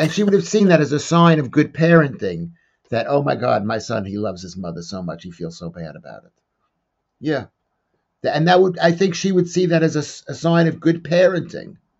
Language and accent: English; New York, United States; where I was growing up in New York